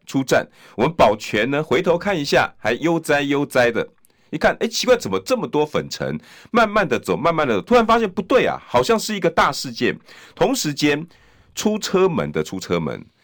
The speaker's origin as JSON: {"language": "Chinese", "country": "Taiwan", "said": "我们台湾人"}